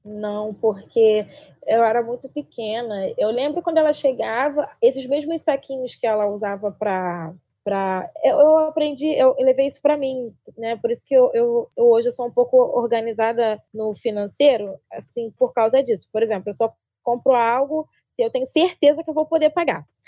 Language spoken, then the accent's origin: Portuguese; Rio de Janeiro, Brazil; no Rio de Janeiro